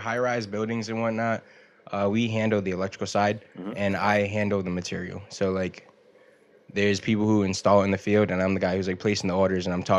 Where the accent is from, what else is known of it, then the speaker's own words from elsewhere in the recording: Rhode Island, United States; moved away as an adult; now in Florida, United States; Yeah, I'm from Rhode Island, but I just moved to Florida.